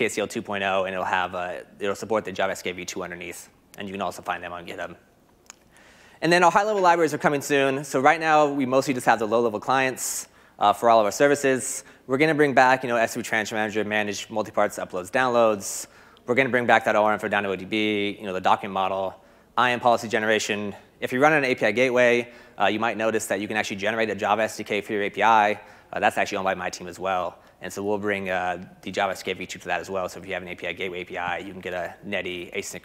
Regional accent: United States; accent: American; my boring American accent

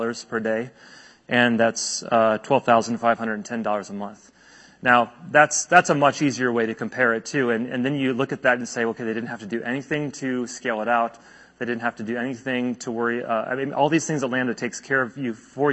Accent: United States; As an American

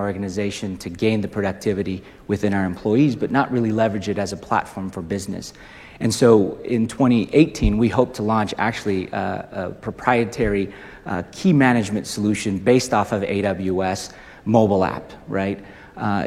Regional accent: Indonesia; moved away; also born or lived in Utah, United States; I was raised in Indonesia, went to Utah State, graduated

